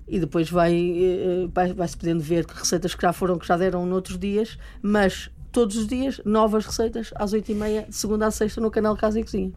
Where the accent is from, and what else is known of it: Porto, Norte, Portugal; moved away